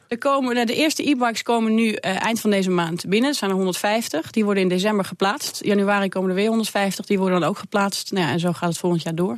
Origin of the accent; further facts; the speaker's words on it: Netherlands; als Nederlander